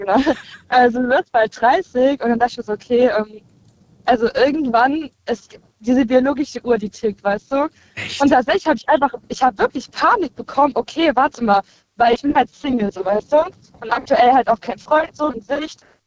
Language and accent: German; Koblenz, Rhineland-Palatinate, Germany; ich komme aus Koblenz